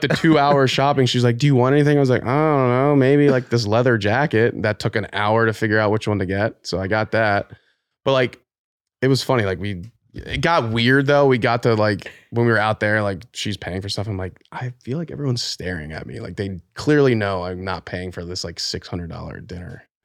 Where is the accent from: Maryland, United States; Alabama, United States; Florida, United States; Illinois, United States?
Maryland, United States; Pikesville; moved away; also born or lived in New York City; originally from Baltimore, Maryland